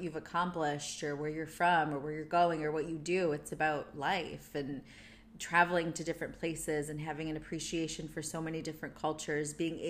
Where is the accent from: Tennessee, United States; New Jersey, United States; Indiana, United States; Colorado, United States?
Indiana, United States; Munster; moved away as an adult; also born or lived in San Francisco; now in London, United Kingdom; So I was growing up in Munster, Indiana